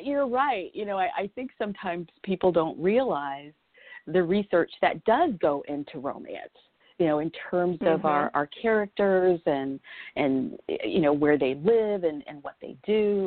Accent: Southwest, United States; now in Florida, United States; I grew up in the Southwest. So I grew up around horses.

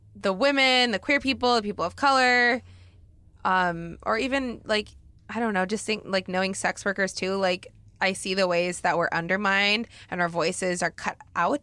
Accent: Oregon, United States; now in Los Angeles, United States; I grew up in Oregon, which is hella white

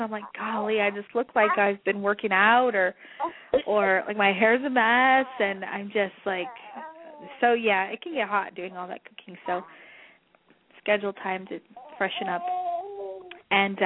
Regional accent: New Mexico, United States; moved away; Because I'm, you know, Spanish. I'm from New Mexico.

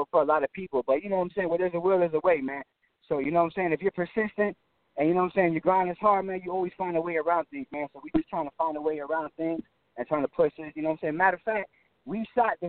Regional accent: Florida, United States; also born or lived in New Jersey; I was born in Jersey, man. But, you know what I'm saying, I came to Florida when I was like a year or 2 years old

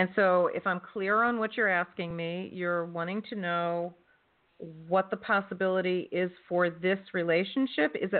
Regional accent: New Jersey, United States; That's where I'm from. I'm from South Jersey.

